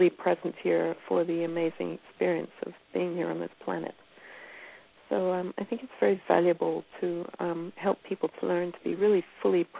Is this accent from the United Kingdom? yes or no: yes; Scotland, United Kingdom; moved away as an adult; also born or lived in Northern California; now in United States; I grew up in Scotland and moved to California in the early 1980s and lived in the boonies of Northern California